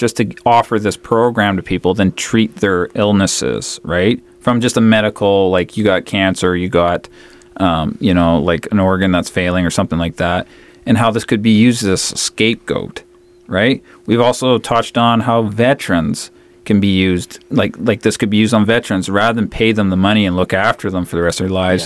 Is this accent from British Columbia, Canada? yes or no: yes; Vancouver Island, British Columbia, Canada; moved away; I grew up on Vancouver Island